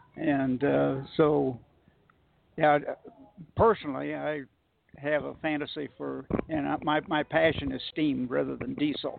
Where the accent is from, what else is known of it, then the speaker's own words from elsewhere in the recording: Kansas City, United States; now in Wichita, United States; We didn't have the rail yards that I grew up with in Kansas City